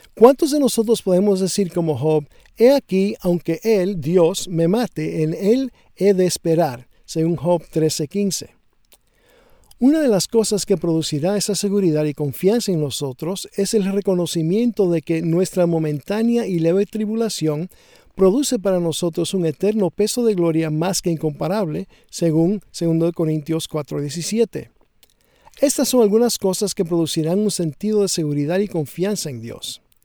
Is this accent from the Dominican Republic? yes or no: yes; Dominican Republic; Cuando era niño viviendo en la República Dominicana